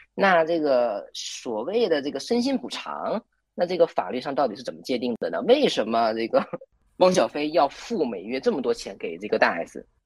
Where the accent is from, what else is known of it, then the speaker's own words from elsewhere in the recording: Liaoning, China; moved away as an adult; also born or lived in Taichung, Taiwan; 我是辽宁人，然后呢，就是在二零一三年到二零一七年这个期间，在台湾台中的静宜大学读书